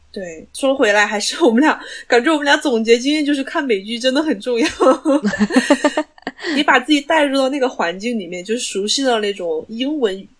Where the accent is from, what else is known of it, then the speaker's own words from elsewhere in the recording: China; 作为中国人